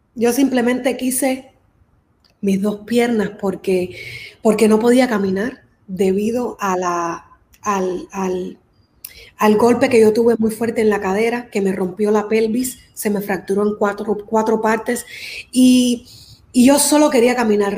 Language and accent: Spanish; Miami, Florida, United States; also born or lived in Cuba; Yo nací en Cuba y crecí aquí en Miami.